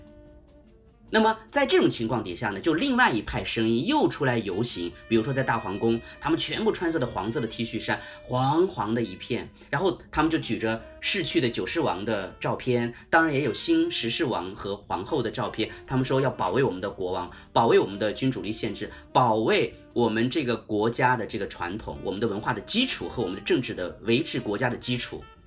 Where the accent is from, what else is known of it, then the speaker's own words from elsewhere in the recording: China; moved away as an adult; now in Bangkok, Thailand; 他们听到我是个中国人